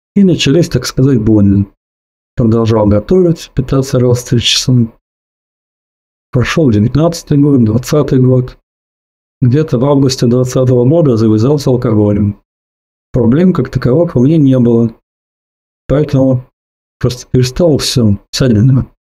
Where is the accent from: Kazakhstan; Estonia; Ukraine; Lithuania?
Estonia; Tallinn, Harju County; Я из Прибалтики, город Таллин.